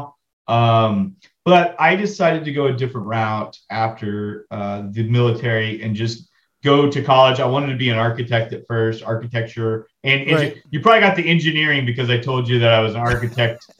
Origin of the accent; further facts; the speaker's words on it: Lubbock, Texas, United States; Yes, I'm originally from Lubbock.